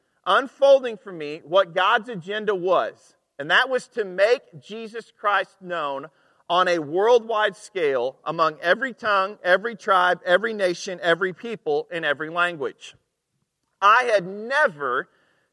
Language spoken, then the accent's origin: English; Arkansas, United States; I'm from Arkansas